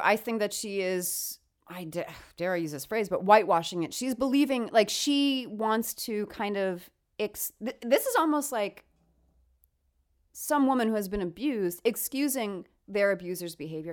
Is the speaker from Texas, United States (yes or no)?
no; New York, United States; I come from New York